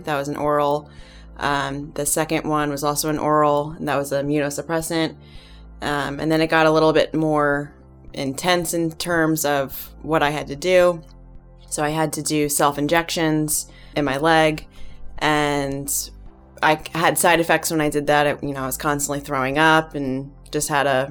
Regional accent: New Jersey, United States; I'm from New Jersey

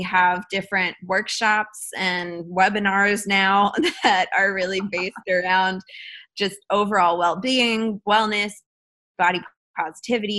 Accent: Cleveland, Ohio, United States; also born or lived in Midtown, Atlanta; now in Atlanta, United States; I was born and raised in Cleveland, Ohio, and I live in Midtown now

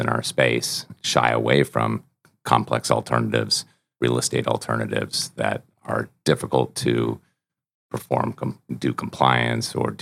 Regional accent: Seattle, Washington, United States; I grew up in Seattle, outside of Seattle

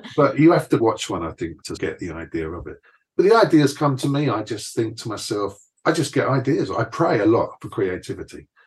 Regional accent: London, United Kingdom; moved away as an adult; also born or lived in Essex / Tenerife; now in Bay Area, United States; coming from East London, there was such a diversity of ethnicities in East London and Essex when I left. There'd been a big African influx. There was a lot of people coming in from Eastern Europe. There had always been a big Indian and Pakistani

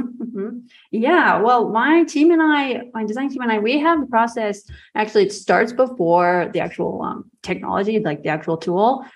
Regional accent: United States; moved away as an adult; also born or lived in Milan, Italy / Rome, Italy; now in Riga, Latvia; what I grew up with in the United States

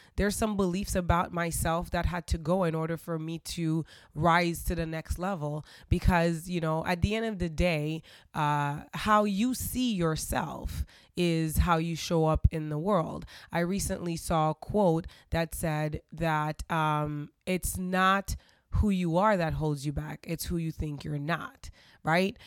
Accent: Haiti; I grew up in Haiti.

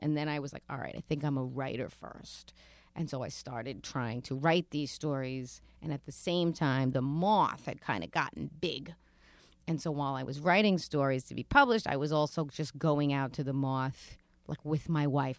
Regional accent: New York City, New York, United States; also born or lived in Rosedale, Queens / Broad Channel, Queens / Bridgehampton, Long Island; I grew up in Queens and didn't leave.

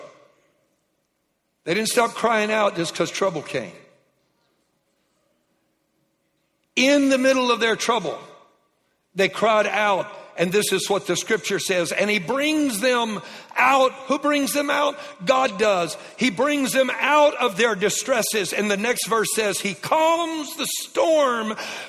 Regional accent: Louisiana, United States; I was raised in Louisiana

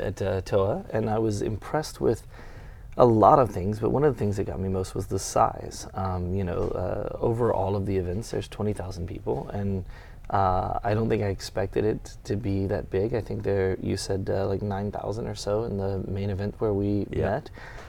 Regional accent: Texas, United States; also born or lived in Nuremberg, Germany / San Antonio / Temple; And so we moved from here to the States, and I grew up pretty much in Texas. We lived in San Antonio, and then we lived in Temple, which is a little bit outside of Fort Hood

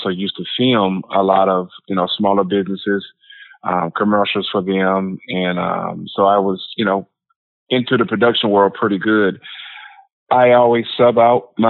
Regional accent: North Carolina, United States; growing up in North Carolina

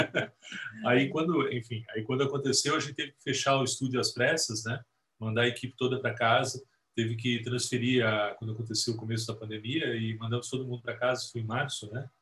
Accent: Santo André, São Paulo, Brazil; lá na galáxia distante de Santo André, que é onde eu nasci

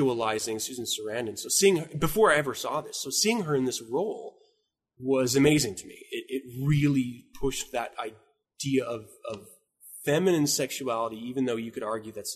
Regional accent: Utah, United States; moved away as an adult; also born or lived in Washington; I've been Utah bound. I was born in Washington, but I've been Utah bound until I left into the military.

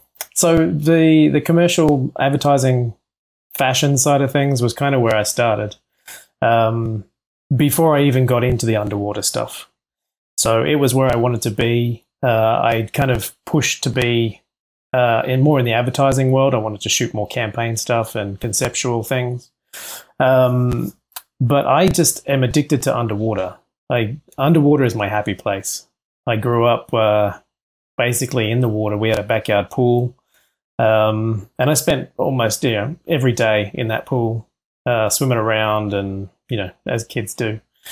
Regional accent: Central Coast, New South Wales, Australia; born or raised there; now in Los Angeles, United States

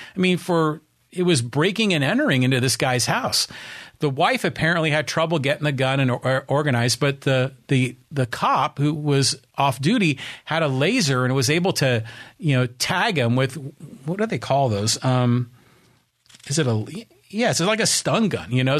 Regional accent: Poway, California, United States; here in my hometown of Poway

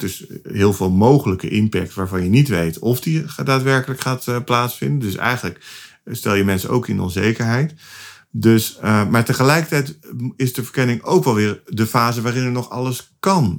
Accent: Utrecht, Netherlands; ik kom uit Utrecht.

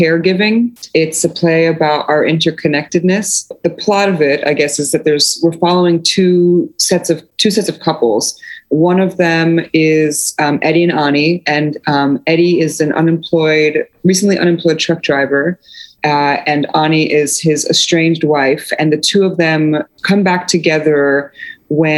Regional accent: New Jersey, United States; also born or lived in Poland; when I came to America, I grew up in a largely multicultural immigrant neighborhood in working class neighborhood in North Jersey

